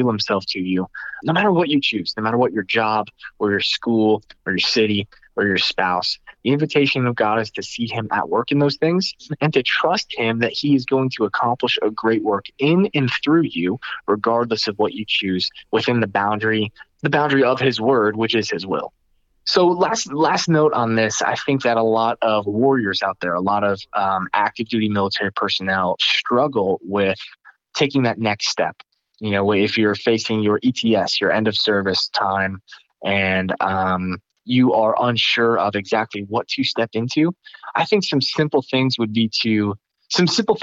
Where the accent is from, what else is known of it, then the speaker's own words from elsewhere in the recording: Northeast, United States; I'm from the Northeast and I have a heart for the Northeast